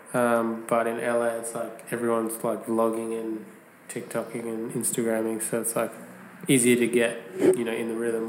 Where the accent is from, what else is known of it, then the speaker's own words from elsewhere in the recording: Perth, Western Australia, Australia; I'm from Perth.